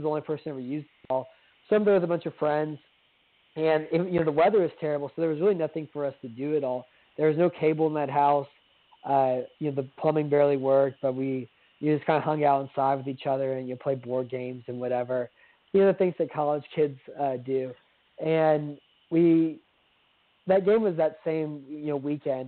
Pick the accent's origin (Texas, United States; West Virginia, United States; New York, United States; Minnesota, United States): Texas, United States; San Antonio; I'm from San Antonio